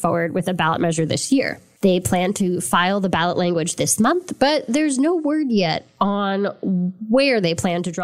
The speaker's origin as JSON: {"language": "English", "region": "just outside New York City", "country": "United States", "tie": "born or raised there", "said": "I grew up just outside New York City"}